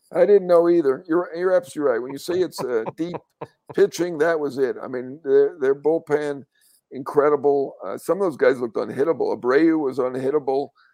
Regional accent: New York, United States; a New Yorker

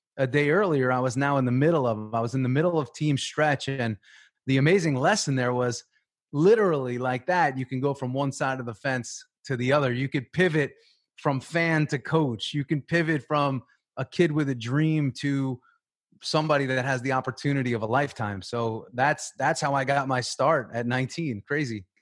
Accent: Long Island, New York, United States; moved away as an adult; also born or lived in Tampa, Florida; I grew up in New York on Long Island

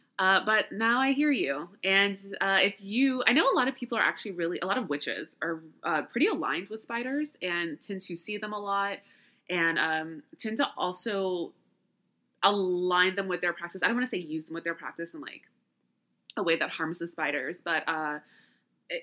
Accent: the South, United States; So I've always seen spiders as, okay, so I grew up in the South, right? So there's always all kinds of creatures and critters in the house.

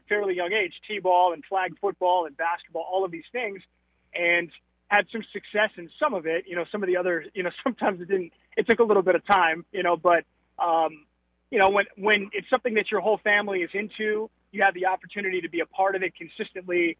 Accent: Huntington Beach, California, United States; moved away as an adult; also born or lived in Virginia / Fayetteville, Arkansas / Louisville, Kentucky; now in Dallas, United States; growing up in Southern California and Huntington Beach

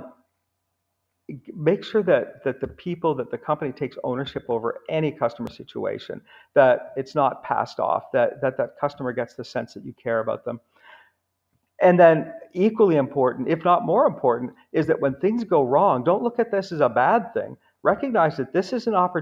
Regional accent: United States; also born or lived in Houston, Texas / New York; now in Canada; I live in Canada. I grew up in Houston in New York, but living in Canada now.

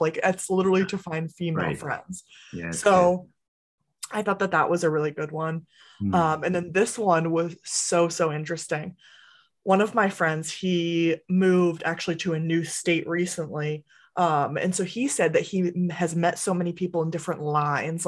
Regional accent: Massachusetts, United States; now in New Hampshire, United States; I'm originally from Massachusetts, but I moved to New Hampshire, just the state right above

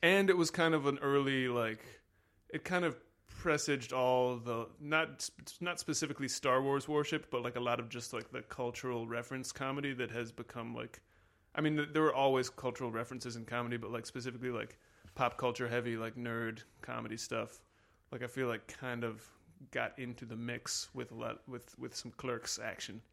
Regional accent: Washington, District of Columbia, United States; I'm from Washington, D C

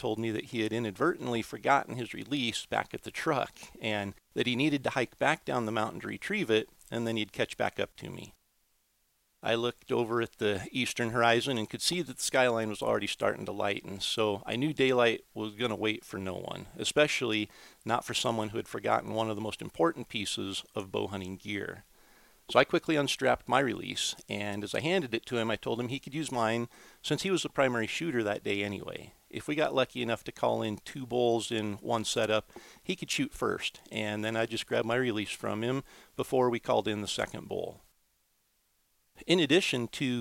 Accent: Idaho, United States; here in my home state of Idaho

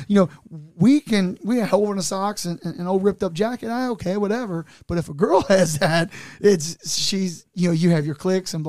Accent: Newport, Kentucky, United States; Whereas I came from Newport.

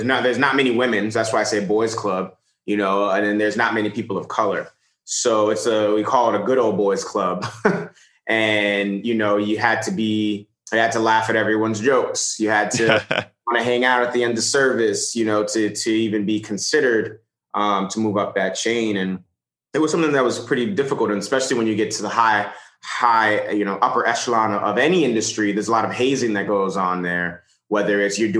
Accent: New York City, New York, United States; we grew up in the Bronx in a one bedroom apartment

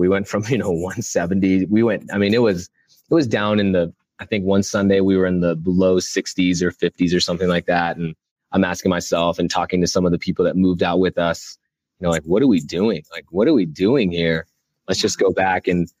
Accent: Midwest, United States; I really thought Indianapolis is the city we'll end up in, because we're from the Midwest.

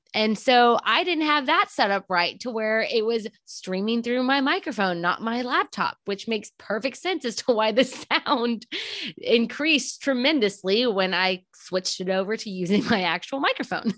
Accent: Texas, United States; now in Houston, United States; I grew up in a small town about an hour south, and I moved up to Houston

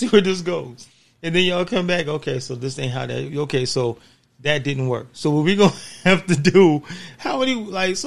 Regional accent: California, United States; I'm not from New York. I'm from Cali.

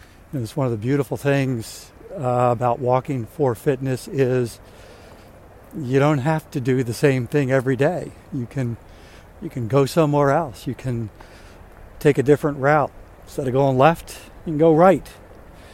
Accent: Linthicum, Maryland, United States; I grew up in Maryland near what is now the Baltimore, Washington International Airport

